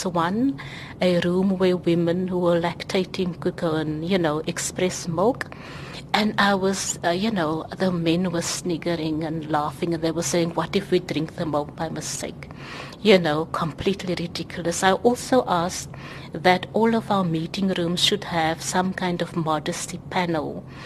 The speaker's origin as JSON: {"language": "English", "country": "South Africa", "said": "I'm a South African"}